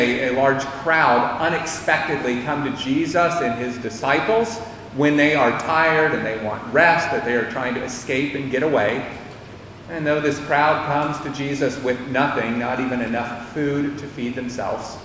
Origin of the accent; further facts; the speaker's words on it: United States; moved away; my time and growing up in the United States